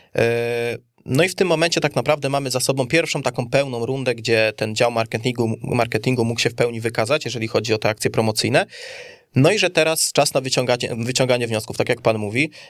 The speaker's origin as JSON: {"language": "Polish", "town": "Kielce", "region": "Świętokrzyskie Voivodeship", "country": "Poland", "said": "jestem Kielczaninem"}